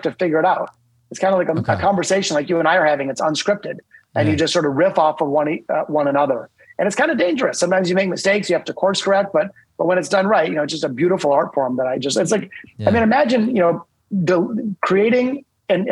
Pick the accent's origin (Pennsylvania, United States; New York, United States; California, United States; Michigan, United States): Michigan, United States; Detroit; I'm from Detroit